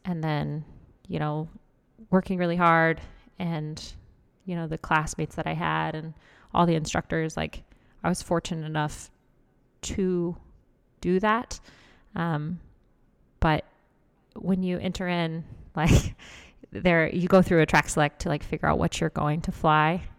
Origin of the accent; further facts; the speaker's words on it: Lawrence, Kansas, United States; I'm from Lawrence, Kansas.